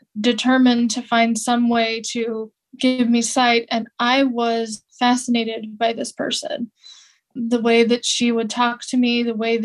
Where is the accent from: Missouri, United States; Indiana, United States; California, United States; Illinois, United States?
California, United States; where I grew up in California